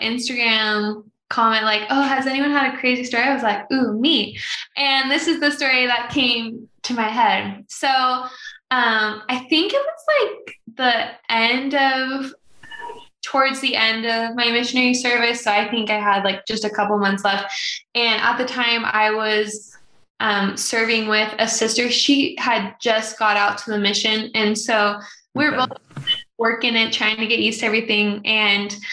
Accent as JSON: {"language": "English", "area": "Portland, Oregon area / Vancouver, Washington", "region": "Pacific Northwest", "country": "United States", "also_born_or_lived": "Houston, Texas", "said": "I'm originally from the Northwest, so the Portland, Oregon area, Vancouver, Washington, across the river"}